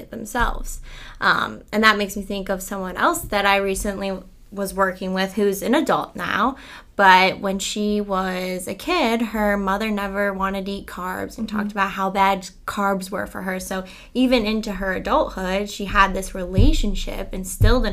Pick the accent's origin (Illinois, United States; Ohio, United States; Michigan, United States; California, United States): Ohio, United States; Cleveland; in my high school, I'm from Cleveland, and there's a company called Mally's there